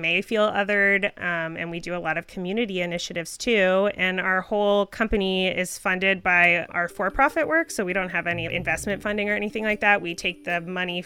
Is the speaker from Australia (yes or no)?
no; Canada; I am Canadian